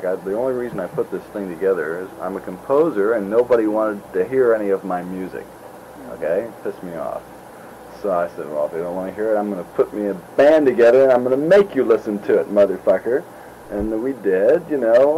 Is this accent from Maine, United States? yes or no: no; California, United States; we're from California, you know, come out here